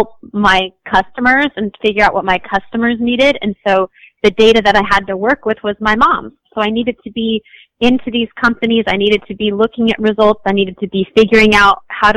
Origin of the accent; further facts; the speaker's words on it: Washington, United States; we're from Washington State, you know, our whole family